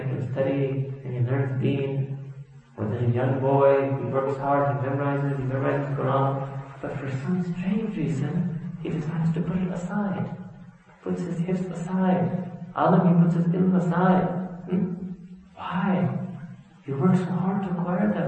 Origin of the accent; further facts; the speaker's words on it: New York City, New York, United States; I was born and raised in New York City, I've traveled a lot